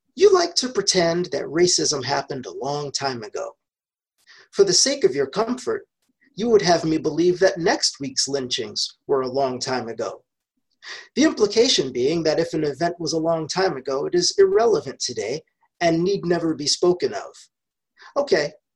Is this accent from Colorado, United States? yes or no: no; New York, United States; moved away; I was born and raised in New York